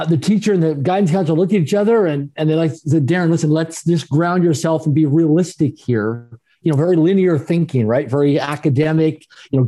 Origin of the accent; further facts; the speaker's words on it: Swift Current, Saskatchewan, Canada; now in Vancouver, Canada; grew up in Swift Current, Saskatchewan, Canada, Speedy Creek, right on the Trans-Canada Highway